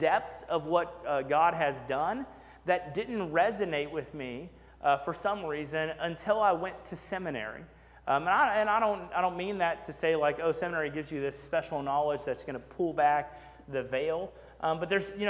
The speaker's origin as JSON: {"language": "English", "region": "Texas", "country": "United States", "tie": "born or raised there", "also_born_or_lived": "McKinney, Texas / Sugar Land, Texas", "said": "we moved to McKinney, Texas, so I went to First Baptist Church, McKinney, Texas. And then we moved to Fort Bend County, and I went to First Baptist Church, Sugar Land, Texas."}